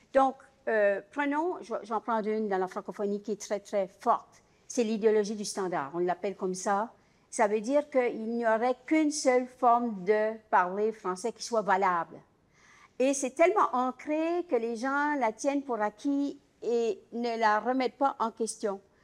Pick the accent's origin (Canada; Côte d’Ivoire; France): Canada; Acadia; je suis acadienne